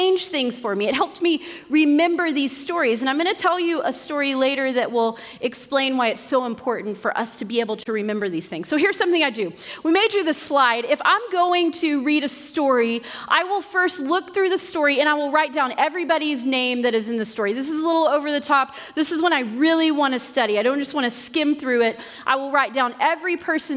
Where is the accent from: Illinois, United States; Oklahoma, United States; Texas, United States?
Oklahoma, United States; Western; I grew up in Western Oklahoma.